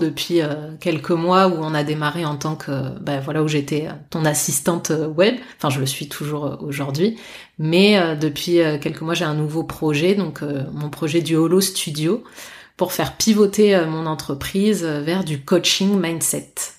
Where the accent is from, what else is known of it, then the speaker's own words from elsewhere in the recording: Bordeaux, Nouvelle-Aquitaine, France; je suis bordelaise euh, pure souche